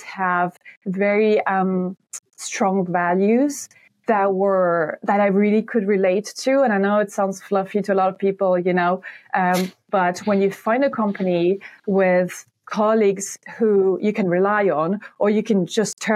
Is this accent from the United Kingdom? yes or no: no; near Montpellier, Occitania, France; moved away as an adult; now in Ireland; I am French from the south of France. Some people might know Montpellier. So my hometown is right next to Montpellier.